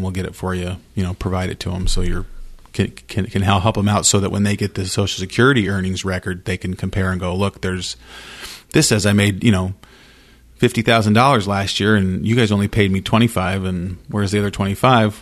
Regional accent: Idaho Falls, Idaho, United States; I grew up in Idaho Falls, went to Idaho Falls High School.

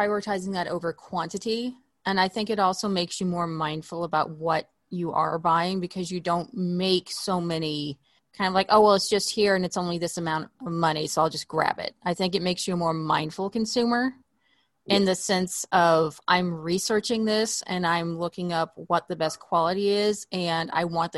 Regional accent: Oklahoma, United States; moved away as an adult; now in Los Angeles, United States; I grew up in Oklahoma and the weather there, you could have a wardrobe for four seasons, but I've been in LA for about 8 years now

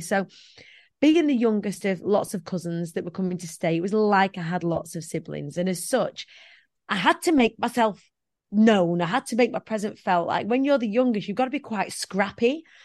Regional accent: Preston, North West England, United Kingdom; I come from the Council of States of Preston

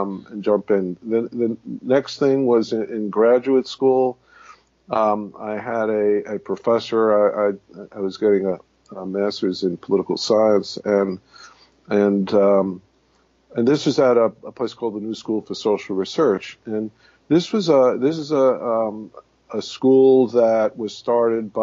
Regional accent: New York City, New York, United States; I was born and raised in the Bronx

